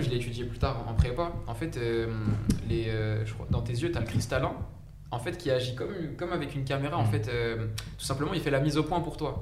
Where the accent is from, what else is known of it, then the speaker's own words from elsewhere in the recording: Saint-Denis, Île-de-France, France; also born or lived in Compiègne; mais de base je viens de Saint-Denis. Donc à 93, j'ai grandi à Saint-Denis, j'ai vécu presque toute ma vie là-bas